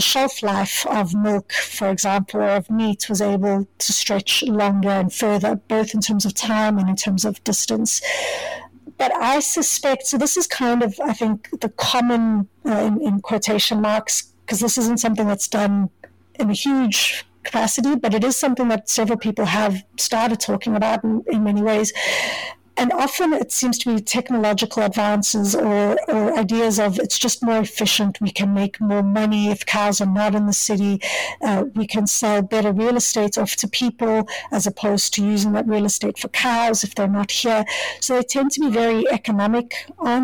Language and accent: English; Johannesburg, Gauteng, South Africa; moved away as an adult; now in Kingston, Canada; So I didn't grow up in Cape Town. I grew up in Johannesburg.